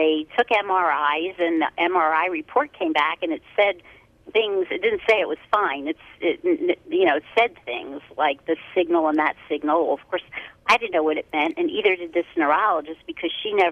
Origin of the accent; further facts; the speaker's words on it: Philadelphia, Pennsylvania, United States; I'm from Philadelphia